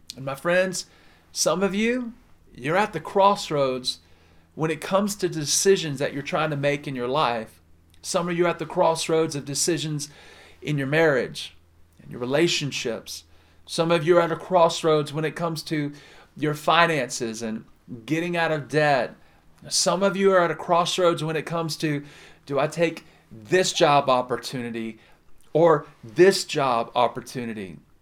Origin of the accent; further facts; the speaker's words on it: the South, United States; I'm from the South